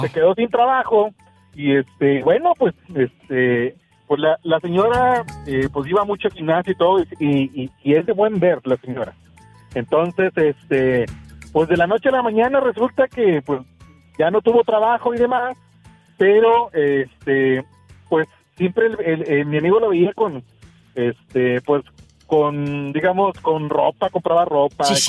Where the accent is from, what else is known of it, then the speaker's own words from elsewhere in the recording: Oaxaca, Mexico; moved away as an adult; now in New Jersey, United States; de Oaxaca